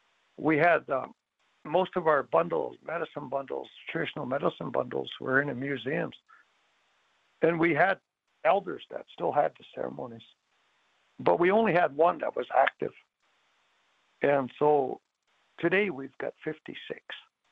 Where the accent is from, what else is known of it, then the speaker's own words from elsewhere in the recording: Blackfeet, Montana, United States; I'm from Blackfeet.